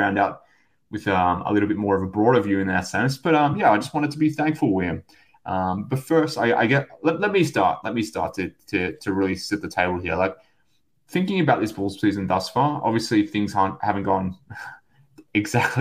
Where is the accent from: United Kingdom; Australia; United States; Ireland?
Australia; from Australia